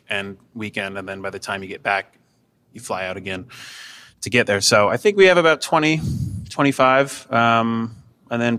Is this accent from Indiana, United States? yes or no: no; Seattle, Washington, United States; moved away as an adult; now in Cleveland, United States; We're originally from Seattle